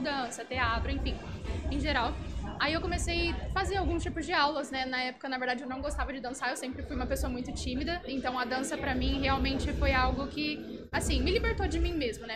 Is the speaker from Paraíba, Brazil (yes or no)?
no; São José do Rio Preto, São Paulo, Brazil; eu sou de São José do Rio Preto